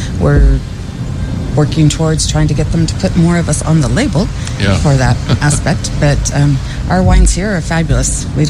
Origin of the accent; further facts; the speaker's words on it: Fremont, California, United States; moved away; also born or lived in Truckee / Napa / Pacific Northwest / Los Angeles; We are both from Fremont, but uh-huh. We also lived in Truckee for a while.